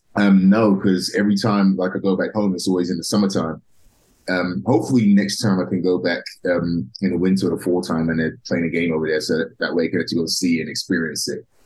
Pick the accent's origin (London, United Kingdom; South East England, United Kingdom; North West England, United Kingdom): London, United Kingdom; now in United States; I'm actually originally from um, from London, England, uh, okay. a small town in the north of London called Tottenham.